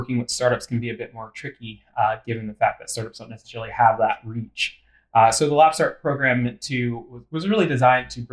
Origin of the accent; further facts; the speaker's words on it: Western Pennsylvania, United States; moved away as an adult; also born or lived in Memphis, Tennessee; I'm actually originally from Western Pennsylvania.